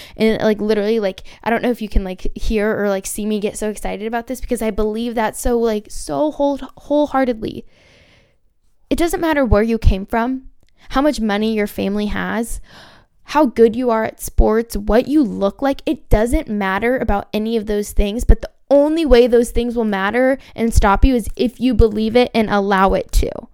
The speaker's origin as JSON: {"language": "English", "area": "Orange County", "region": "California", "country": "United States", "said": "I'm from Orange County, California."}